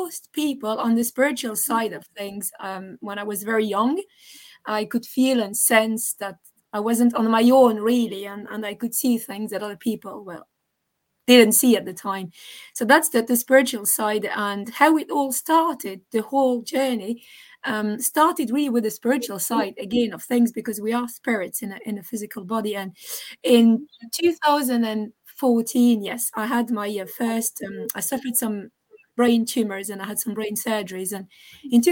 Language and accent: English; France; moved away as an adult; also born or lived in former Yugoslavia (parents); now in Dublin, Ireland; my parents are from former Yugoslavia, but I was born in France, and I have the very bad traits of the French